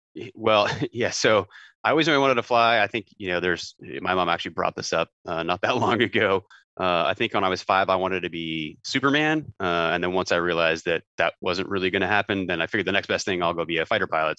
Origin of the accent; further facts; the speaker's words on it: just outside of Toronto, Ontario, Canada; moved away as an adult; also born or lived in Winnipeg, Canada; I grew up just outside of Toronto